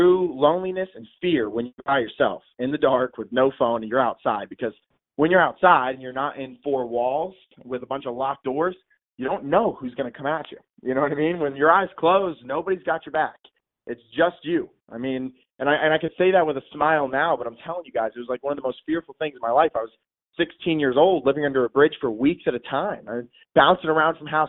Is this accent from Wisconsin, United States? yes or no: no; Trenton, New Jersey, United States; now in North Carolina, United States; I grew up in Trenton, New Jersey. So I was born in Trenton